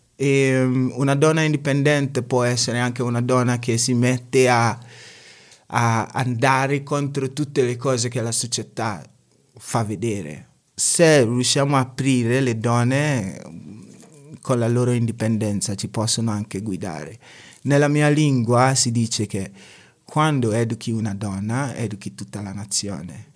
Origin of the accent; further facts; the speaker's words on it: Ghana; Italian is a second language; also born or lived in Pergine, Italy; now in Italy; sono, sono ghanese, vengo dal Ghana